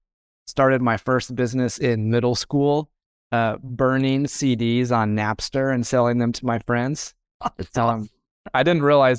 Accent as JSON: {"language": "English", "town": "Indianapolis", "region": "Indiana", "country": "United States", "tie": "born or raised there", "said": "Yeah, so I grew up in Indianapolis, Indiana. So I'm a Hoosier, born and bred."}